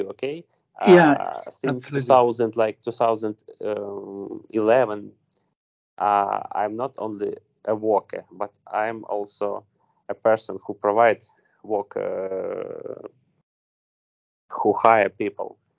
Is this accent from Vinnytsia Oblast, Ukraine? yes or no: yes; Vinnytsia, Vinnytsia Oblast, Ukraine; English is a second language; So I am from Vinnytsia, as I said. Okay, it's like uh, central west part of Ukraine.